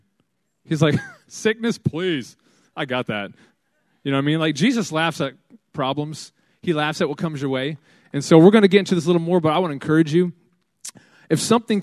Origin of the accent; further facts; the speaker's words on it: Fife, Washington, United States; Fife is my hometown. I graduated Fife High School right there, 2007